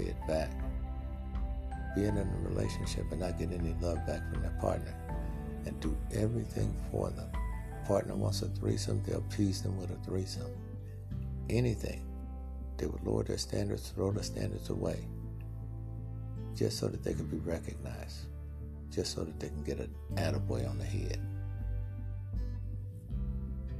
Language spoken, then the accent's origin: English; Mississippi, United States; moved away; also born or lived in Los Angeles; I'm from Mississippi, and I knew people who ate clay dirt when there was nothing to eat